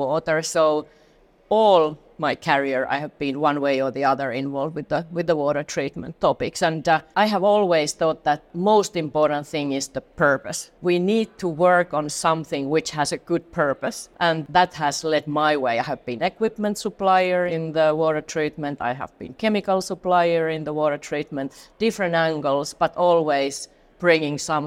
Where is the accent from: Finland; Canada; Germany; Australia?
Finland; moved away as an adult; now in Atlanta, United States; I'm a Finn from Finland.